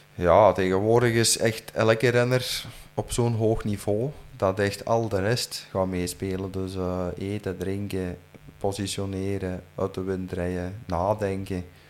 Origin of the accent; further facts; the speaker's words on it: Flanders, Belgium; als Vlaming en als Belg